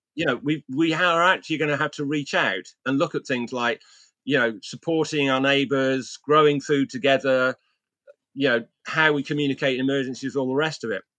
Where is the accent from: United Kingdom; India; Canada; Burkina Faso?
United Kingdom; England; my hometown in, in England